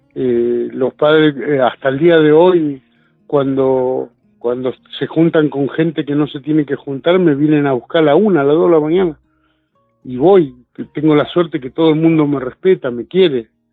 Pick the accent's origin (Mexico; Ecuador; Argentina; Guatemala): Argentina; San Francisco Solano, Buenos Aires Province; also born or lived in Corrientes Province / Florencio Varela; yo tenía tres años cuando me trajeron a Buenos Aires, acá a San Francisco Solano